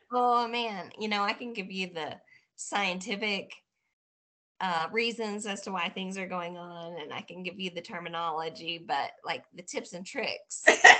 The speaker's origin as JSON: {"language": "English", "town": "Batesville", "region": "Arkansas", "country": "United States", "tie": "born or raised there", "also_born_or_lived": "Cave City, Arkansas", "moved": "yes", "said": "Originally from Arkansas. A little super country, small backwoods town, Batesville, Arkansas. That was where I was born and raised."}